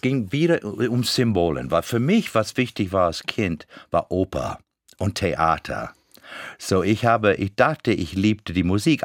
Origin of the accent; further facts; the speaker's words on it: Florida, United States; German is a second language; moved away; als Floridianer